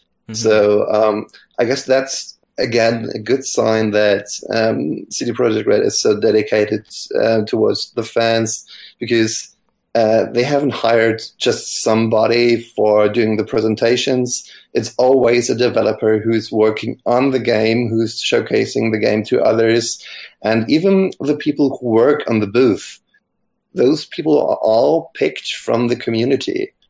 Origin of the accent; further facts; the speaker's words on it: Germany; from Germany